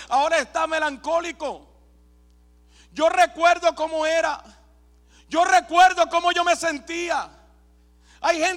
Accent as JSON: {"language": "Spanish", "country": "Puerto Rico", "said": "soy puertorriqueño"}